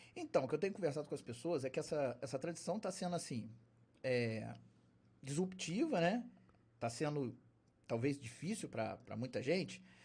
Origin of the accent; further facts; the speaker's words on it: Valença, Brazil; Eu sou de Valença, mas é de gente de fora